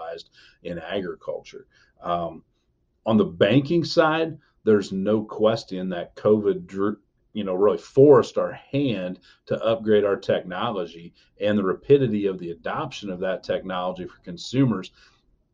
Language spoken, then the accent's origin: English; Elkhart County, Indiana, United States; I'm from Elkhart County, Indiana